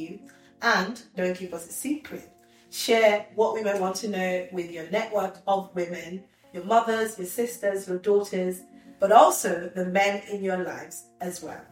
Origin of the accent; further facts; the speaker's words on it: Nigeria; I'm Nigerian.